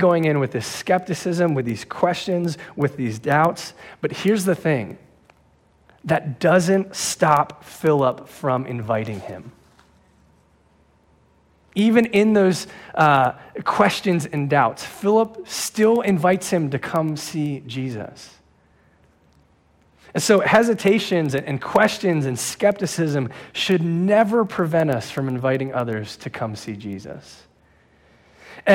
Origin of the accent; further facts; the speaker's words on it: New Jersey, United States; now in Pennsylvania, United States; I'm from New Jersey